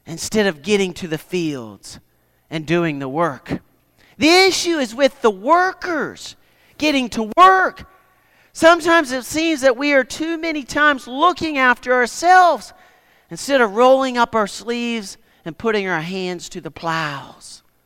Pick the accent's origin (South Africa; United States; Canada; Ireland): Canada; Nova Scotia; I grew up in Nova Scotia, Canada